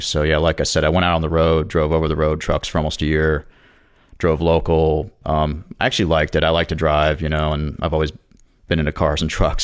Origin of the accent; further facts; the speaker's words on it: Jacksonville, Florida, United States; moved away as an adult; also born or lived in Charleston, South Carolina; I was originally from Jacksonville